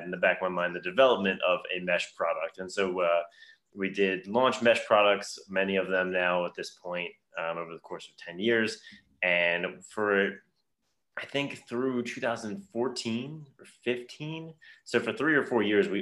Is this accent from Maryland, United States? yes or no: yes; Baltimore, Maryland, United States; I grew up in the Baltimore area.